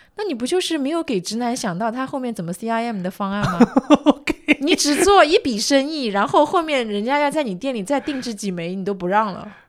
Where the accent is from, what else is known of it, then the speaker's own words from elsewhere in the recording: Jiangsu-Zhejiang area, China; 我们江浙这一带